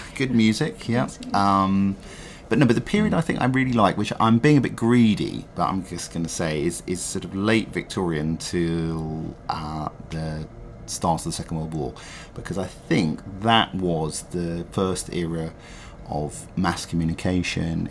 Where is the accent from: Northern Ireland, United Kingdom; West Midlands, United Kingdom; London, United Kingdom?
London, United Kingdom; growing up in London and loving London